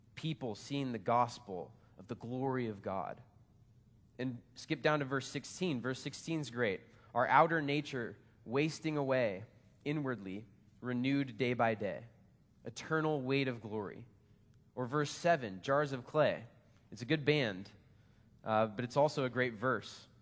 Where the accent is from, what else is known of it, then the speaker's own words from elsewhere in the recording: United States; I'm American.